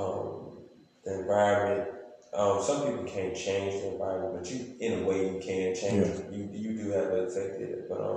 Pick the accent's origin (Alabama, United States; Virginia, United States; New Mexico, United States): Alabama, United States; Monroe County, south; We're from the south part of Alabama.